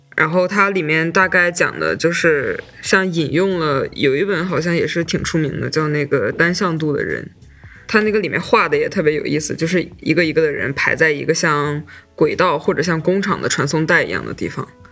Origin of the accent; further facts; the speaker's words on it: Shandong, China; 作为一个山东人 这个考公的话题真的一直都会被提起来